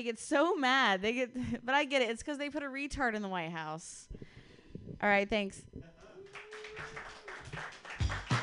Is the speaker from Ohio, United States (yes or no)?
yes; Ohio, United States; now in Bay Area, United States; I'm actually from Ohio